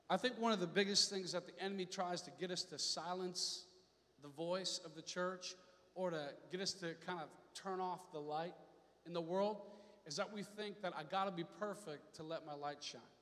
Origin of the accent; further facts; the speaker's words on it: Seattle, Washington, United States; I'm from Seattle area for a while.